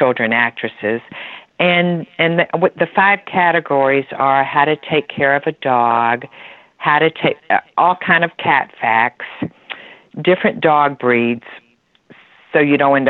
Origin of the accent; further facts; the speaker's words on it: Atlanta, Georgia, United States; We're from Atlanta, Georgia